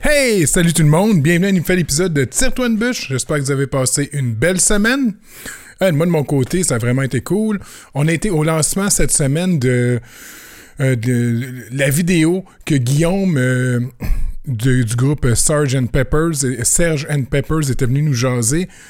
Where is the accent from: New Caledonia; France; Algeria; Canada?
Canada; je suis canadien